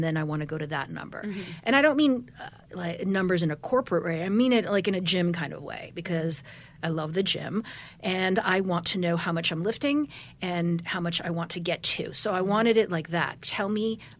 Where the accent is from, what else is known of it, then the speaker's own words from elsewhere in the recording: Wisconsin, United States; now in New York, United States; I'm from Wisconsin